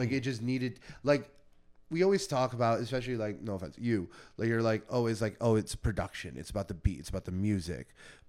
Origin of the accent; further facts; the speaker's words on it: Melrose Park, Illinois, United States; I'm from Melrose Park, which has mm-hmm. a lot of like Latin people, and I'm yeah. Cuban.